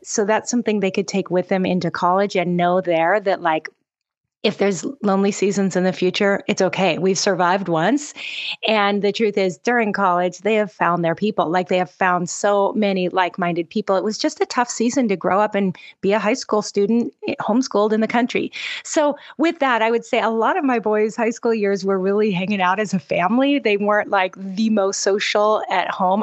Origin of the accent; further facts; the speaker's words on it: Seattle, Washington, United States; moved away as an adult; now in Oahu, Hawaii, United States; I'm originally from the Pacific Northwest. So I'm kinda a Seattle girl